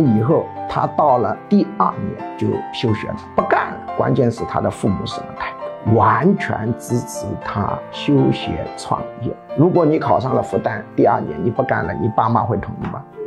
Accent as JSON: {"language": "Chinese", "country": "China", "said": "那我们中国人就肯定要骂他人妖啊"}